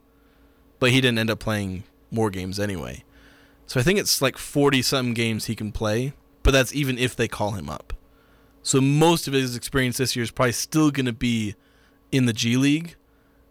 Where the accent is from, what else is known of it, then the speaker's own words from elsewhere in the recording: Logan, Utah, United States; I'm a little north of Salt Lake. You know, Logan.